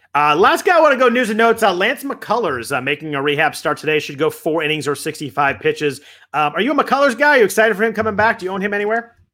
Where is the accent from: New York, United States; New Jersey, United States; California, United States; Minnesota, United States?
California, United States; growing up in California